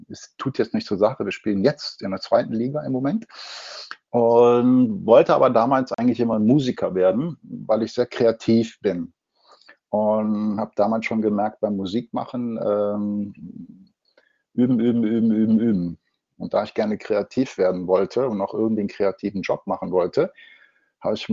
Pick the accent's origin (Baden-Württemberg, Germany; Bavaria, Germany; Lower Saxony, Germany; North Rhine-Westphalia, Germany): North Rhine-Westphalia, Germany; now in Munich, Germany; ich komme aus dem Ruhrgebiet und habe dann gesagt, pass auf, okay, das Ruhrgebiet tut mir so nicht mehr gut, alleine schon von der Luft her.